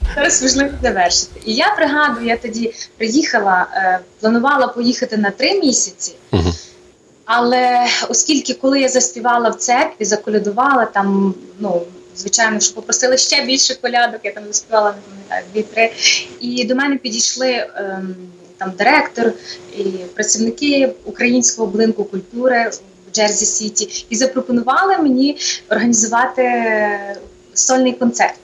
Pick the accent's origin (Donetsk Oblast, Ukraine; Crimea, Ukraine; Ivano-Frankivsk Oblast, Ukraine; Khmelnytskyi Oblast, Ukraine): Ivano-Frankivsk Oblast, Ukraine; Ivano-Frankivsk; moved away as an adult; also born or lived in New York, United States / New Jersey, United States; now in Connecticut, United States; я сама родом з Івано-Франківщини